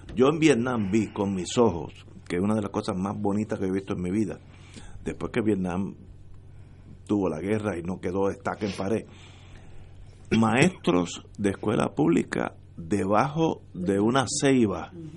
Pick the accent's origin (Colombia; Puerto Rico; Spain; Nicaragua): Puerto Rico; Todos somos puertorriqueños